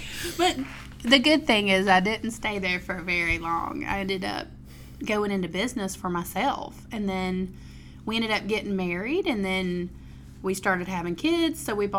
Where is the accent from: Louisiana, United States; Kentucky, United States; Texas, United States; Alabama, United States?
Alabama, United States; Mobile; moved away as an adult; also born or lived in Gulf Shores / Orange Beach area, Alabama; So I'm originally from Mobile. And I moved down here in 98